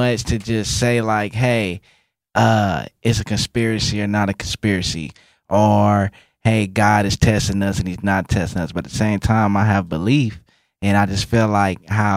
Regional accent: Moreno Valley, California, United States; moved away; I'm from California.

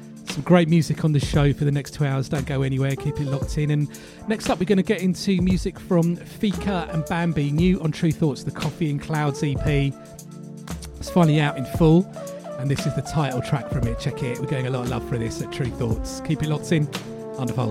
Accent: London, United Kingdom; where I grew up in East London

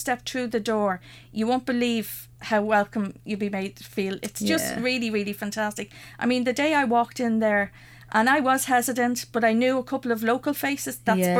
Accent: Ireland

